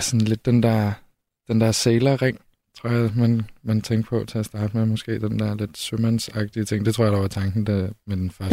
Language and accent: Danish; Holstebro, Central Denmark Region, Denmark; now in Copenhagen, Denmark; Jeg voksede op i Vestjylland